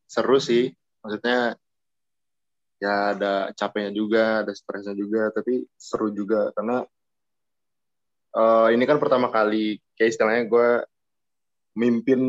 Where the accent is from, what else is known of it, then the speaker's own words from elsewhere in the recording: Bogor, West Java, Indonesia; Gue dari kota Bogor.